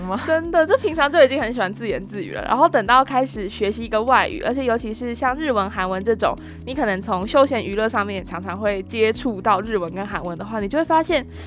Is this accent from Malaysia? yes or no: no; Taiwan; 身为台湾人的我们，其实是有很大的优势的